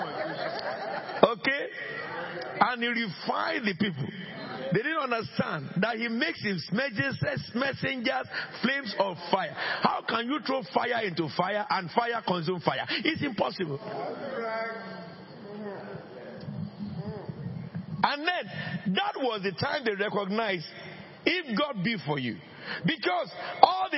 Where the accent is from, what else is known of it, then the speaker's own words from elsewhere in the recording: Abeokuta, Ogun State, Nigeria; moved away; I am from under the rock. Abeokuta.